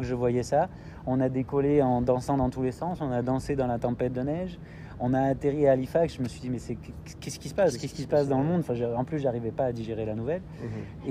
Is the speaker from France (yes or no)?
yes; France; moved away as an adult; also born or lived in Korea; now in Canada; mes enfants qui sont aussi français